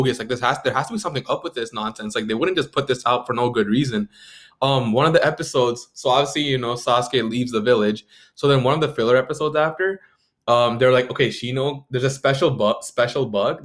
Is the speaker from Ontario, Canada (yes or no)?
yes; Mississauga, Ontario, Canada; we're from Toronto. Well, Mississauga, Toronto, Canada.